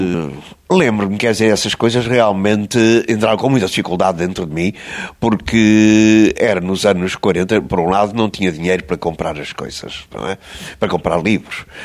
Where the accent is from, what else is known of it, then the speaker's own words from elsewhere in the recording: Estoril, Lisbon, Portugal; Eu, quando era miúdo, era muito doentinho, não é? Muito fraquinho. O médico disse aos meus pais que eu não ia passar dos sete anos. De maneira que saímos de Lisboa e foram viver para o Estoril, para São Pedro Estoril